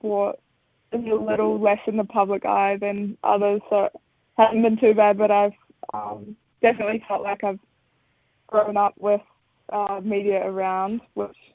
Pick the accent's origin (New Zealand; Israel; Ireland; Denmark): New Zealand; Wanaka, Otago; also born or lived in Sydney, Australia; we moved to Wanaka when I was six, so I'm almost the Wanaka local now